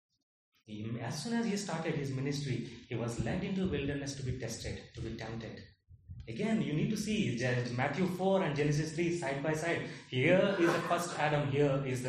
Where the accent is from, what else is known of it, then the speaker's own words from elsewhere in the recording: India; I am born in India. I don't have a choice but to be Indian